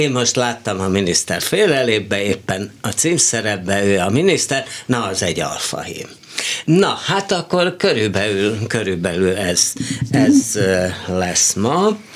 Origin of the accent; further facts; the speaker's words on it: Esztergom, Komárom-Esztergom, Hungary; Magyarországon születtem. Igen. Na, ha Esztergom Magyarországon van.